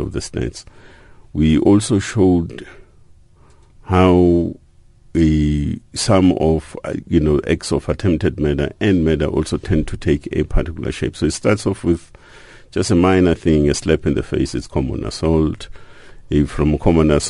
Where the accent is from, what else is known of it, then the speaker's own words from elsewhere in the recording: South Africa; members of the South African society